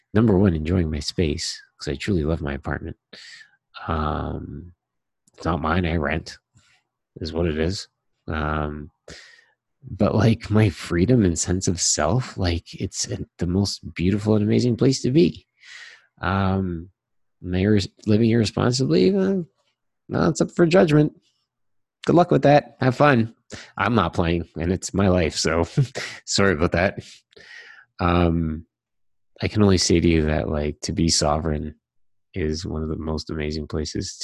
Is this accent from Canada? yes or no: yes; Toronto, Ontario, Canada; also born or lived in Trinidad (ancestry); I was born in Toronto